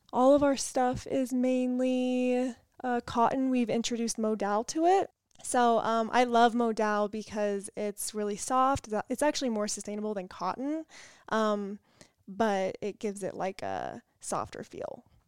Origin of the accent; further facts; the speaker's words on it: California, United States; We are from California.